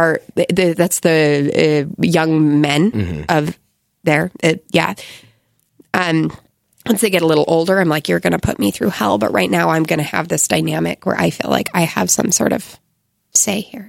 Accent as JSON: {"language": "English", "country": "United States", "also_born_or_lived": "Egypt", "moved": "as an adult", "said": "I'm an American."}